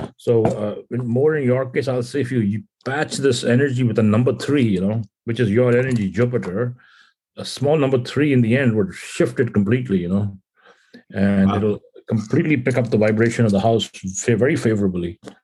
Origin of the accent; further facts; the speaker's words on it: India; moved away as an adult; now in California, United States; growing up in India